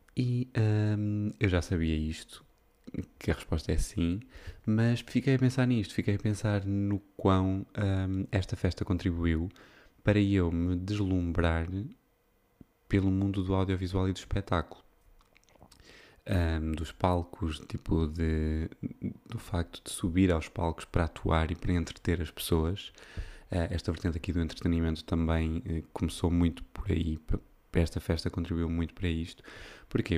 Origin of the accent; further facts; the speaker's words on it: Viseu, Portugal; now in Porto, Portugal; a festa da minha uh, terra. É? tipo, aquilo é uma localidade de Viseu